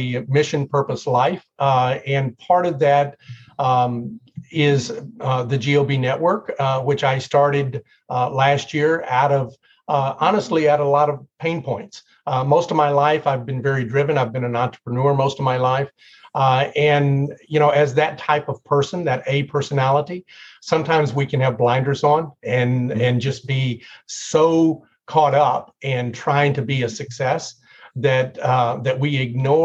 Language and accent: English; Tennessee, United States; I grew up in Tennessee